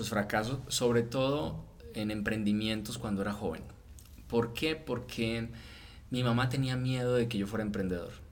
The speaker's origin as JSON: {"language": "Spanish", "country": "Mexico", "said": "no, no, soy mexicano o sea, neta, soy mexicano, o sea, yo voy a Colombia y me siento como como un turista."}